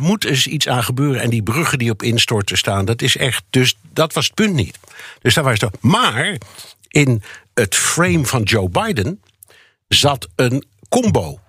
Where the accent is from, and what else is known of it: Netherlands; now in New York, United States